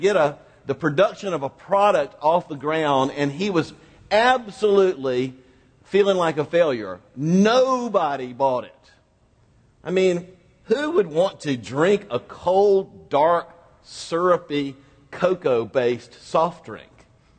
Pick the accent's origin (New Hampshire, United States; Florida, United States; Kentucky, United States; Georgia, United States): Florida, United States; Quincy; moved away; also born or lived in Mississippi; Now, I come from a small town in northwest Florida called Quincy, Florida, and not unlike a lot of small towns, my hometown is primarily an agricultural community